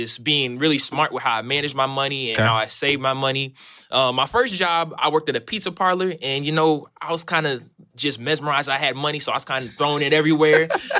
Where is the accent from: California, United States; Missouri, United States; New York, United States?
Missouri, United States; St. Charles; I am from St. Charles, Missouri.